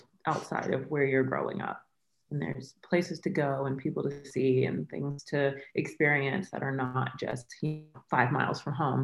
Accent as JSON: {"language": "English", "region": "the South", "country": "United States", "tie": "born or raised there", "also_born_or_lived": "Florida / Mississippi / South Florida", "moved": "as an adult", "lives_now": "New York, United States", "said": "I grew up in the South, like between North Florida and Mississippi"}